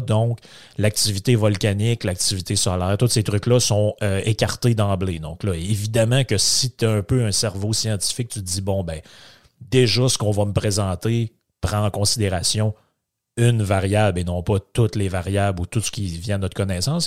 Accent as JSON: {"language": "French", "region": "Quebec", "country": "Canada", "said": "je viens du Saguenay-Lac-Saint-Jean."}